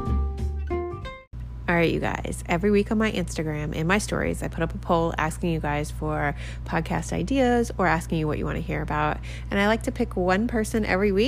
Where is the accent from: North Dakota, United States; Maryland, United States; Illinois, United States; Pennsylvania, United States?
Maryland, United States; now in Key West, United States; I was from Maryland and we used to go to Ocean City, Maryland